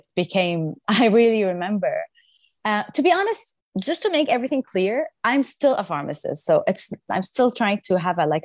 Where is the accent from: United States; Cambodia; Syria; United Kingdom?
Syria; Damascus, Damascus Governorate; moved away as an adult; now in Paris, France; when I started growing up in Syria, I was in the choir